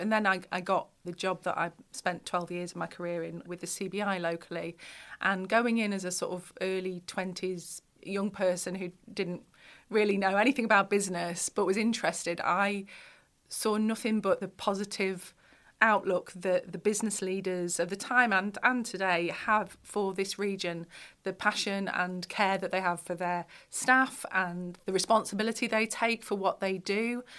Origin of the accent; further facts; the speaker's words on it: Lincolnshire, East Midlands, United Kingdom; moved away; also born or lived in North East England; I'm from Lincolnshire originally